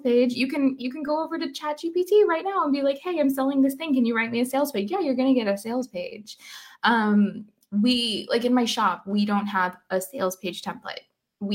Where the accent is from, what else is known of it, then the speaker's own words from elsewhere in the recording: Canada; also born or lived in Scotland / Paris; now in Canary Islands, Spain; I'm Canadian, and my parents just flew in from Canada yesterday